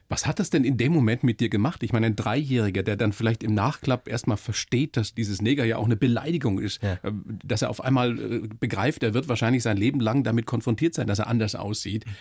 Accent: Upper Palatinate, Bavaria, Germany; ich bin in der Oberpfalz groß geworden.

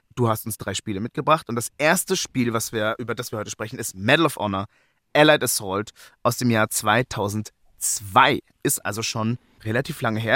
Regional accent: Germany; als Deutscher

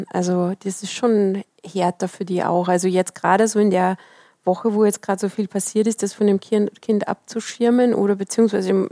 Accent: Austria; das ist genau das, weil ich bin in Österreich groß geworden. Meine Oma war ähm, Flüchtling.

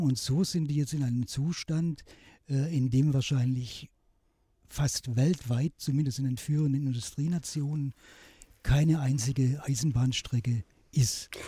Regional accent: Swabian Jura, Baden-Württemberg, Germany; mein Vater war ein letzter Bahnhofsvorsteher von meinem Heimatort auf der Schwäbischen Alb

